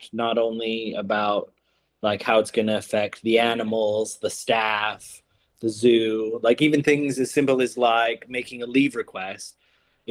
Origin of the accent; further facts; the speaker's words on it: Alberta, Canada; moved away as an adult; also born or lived in United Kingdom / New Zealand; now in Greece; So from Alberta, moved to the UK in 2004, and then got British citizenship, then got a New Zealand visa, and now I'm a resident of Greece